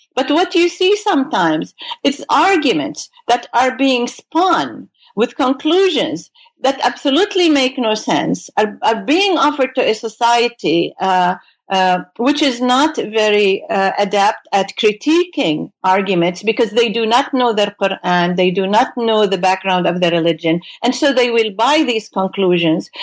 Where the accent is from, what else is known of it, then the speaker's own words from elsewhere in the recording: Beirut, Beirut Governorate, Lebanon; moved away as an adult; now in United States; I came from Beirut, Lebanon, uh, to do my uh, graduate studies in the United States